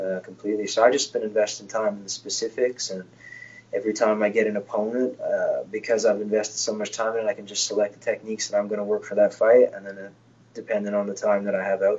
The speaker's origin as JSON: {"language": "English", "region": "Newfoundland and Labrador", "country": "Canada", "tie": "born or raised there", "moved": "yes", "lives_now": "Halifax, Canada", "said": "Newfoundland's my hometown that I grew up in, but my house and everything else is in Halifax, Nova Scotia"}